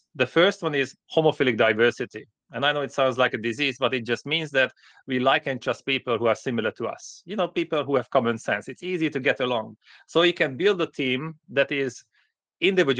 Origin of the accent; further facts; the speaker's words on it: Hungary; moved away; also born or lived in United Kingdom; I grew up in Hungary